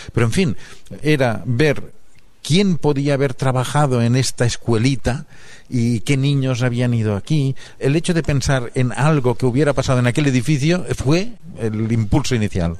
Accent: Barcelona, Catalonia, Spain; first language Catalan; Spanish is a second language; tengo pasaporte español porque nacido en Barcelona y Barcelona en estos momentos está en España

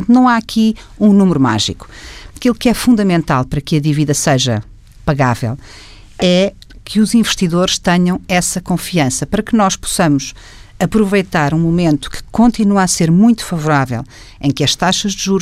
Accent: Portugal; que me preocupa enquanto portuguesa

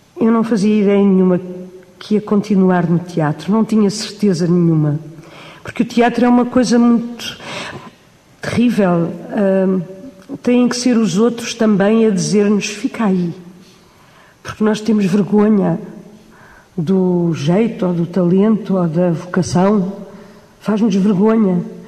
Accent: Cascais, Lisbon, Portugal; moved away as an adult; now in Lisbon, Portugal; Aqui não nasci, mas eh, Aqui aprendi tudo, aqui brinquei, aqui me lembro de me lembrar de mim, porque vim para aqui com dois anos.

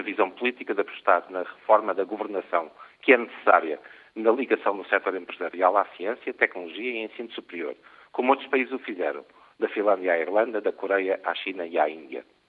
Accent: Portugal; enquanto portugueses e membros da comunidade europeia mundial

